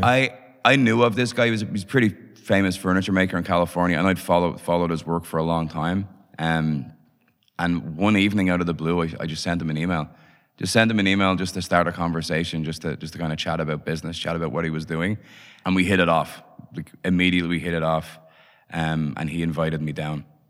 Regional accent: Dublin, Leinster, Ireland; I was born in Dublin in late 70s so so grew up in Dublin in the 80s.

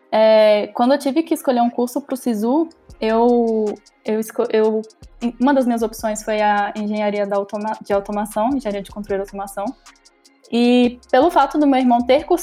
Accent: Mariana, Minas Gerais, Brazil; now in Ouro Preto, Brazil; tenho 21 anos, sou natural de Mariana, mas moro em Ouro Preto.

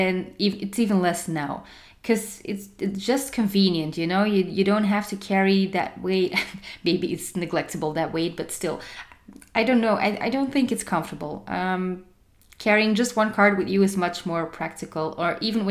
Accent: Antwerp, Flanders, Belgium; my hometown, Antwerp

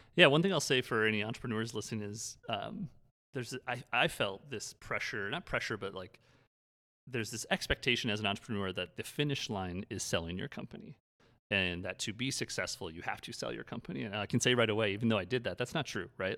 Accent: Brookings, South Dakota, United States; a bar downtown Brookings, my hometown

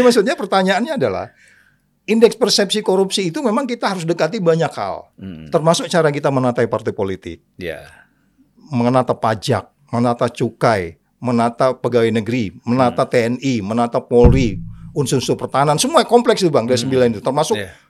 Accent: Pematangsiantar, North Sumatra, Indonesia; also born or lived in Simalungun; Aku lahirnya kan di Siantar

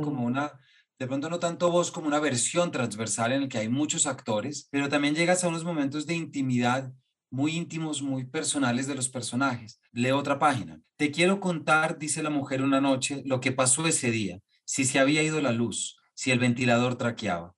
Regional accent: Colombia; como colombianos y creadores y artistas

